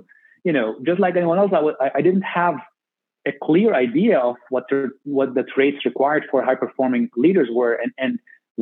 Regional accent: Beirut, Beirut Governorate, Lebanon; moved away as an adult; also born or lived in Minnesota, United States / San Antonio, United States; now in United States; I grew up in Beirut, Lebanon

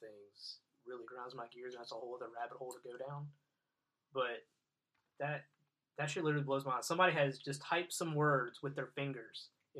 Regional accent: California, United States; So it starts off, like, I grew up in California, so there's, right off the fucking rip, it needs to be thrown in the trash.

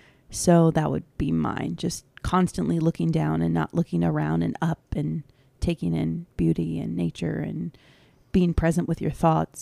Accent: Maryland, United States; we're from Maryland

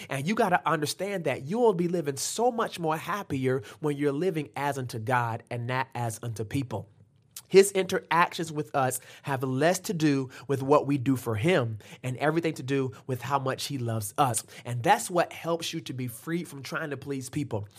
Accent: Norfolk, Virginia, United States; I grew up in Norfolk

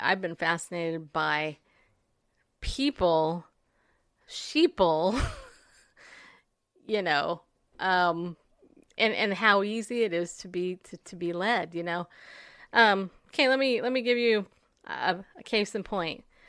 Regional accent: United States; as an American, when I was in school, I was taught the Pledge of Allegiance

